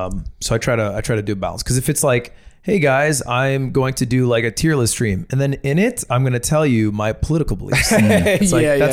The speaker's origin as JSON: {"language": "English", "region": "New Hampshire", "country": "United States", "moved": "yes", "said": "I'm from New Hampshire."}